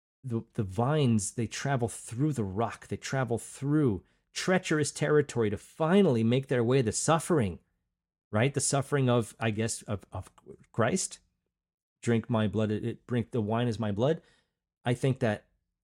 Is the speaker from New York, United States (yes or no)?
yes; Long Island, New York, United States; I came from Long Island, that's where I grew up, Long Island, New York